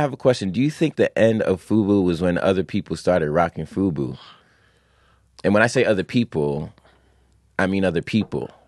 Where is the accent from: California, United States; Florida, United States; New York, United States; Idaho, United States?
New York, United States; New York City; also born or lived in Long Island; I grew up in Long Island, I grew up in Queens, family in Brooklyn and the Bronx